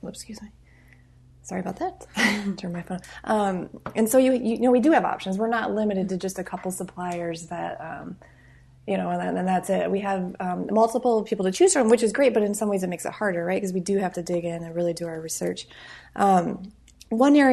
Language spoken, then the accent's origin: English; Midwest, United States; moved away; I'm from the Midwest originally.